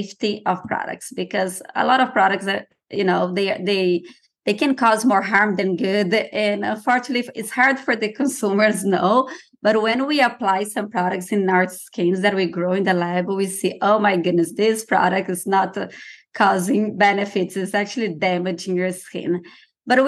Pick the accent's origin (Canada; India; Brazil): Brazil; moved away; I'm originally from Brazil